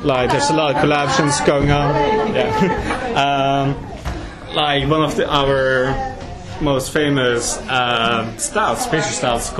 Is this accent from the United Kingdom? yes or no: yes; United Kingdom; now in Norway; we're British